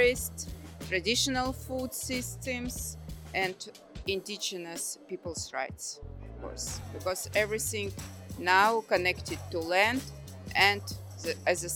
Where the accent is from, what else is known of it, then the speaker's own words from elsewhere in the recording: Russia; I'm from Russia. I belong to indigenous group Selkup, which are forest people.